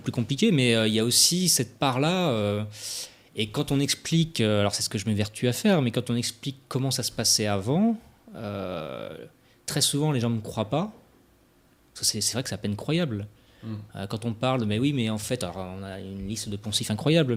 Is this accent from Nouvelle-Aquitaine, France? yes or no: no; Brittany, France; en tant que Breton